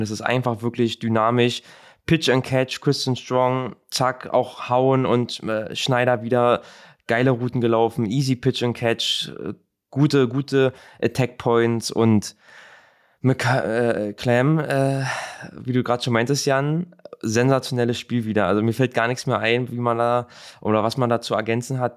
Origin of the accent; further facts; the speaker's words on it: Berlin, Germany; now in Milan, Italy; für mich als Berliner, der nach Mailand